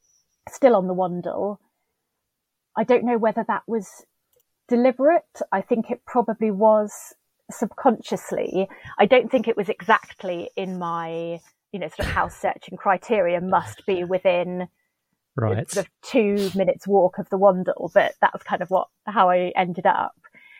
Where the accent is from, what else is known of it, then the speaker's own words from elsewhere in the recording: Steyning, South East England, United Kingdom; moved away as an adult; now in London, United Kingdom; Yeah, so I was born and brought up in West Sussex, about sort of 20 miles northwest of Brighton. Mm-hmm. So grew up near the River Ader, actually, just sort of on the outskirts of a village called Stenning. Moved to London to go to university when I was 19.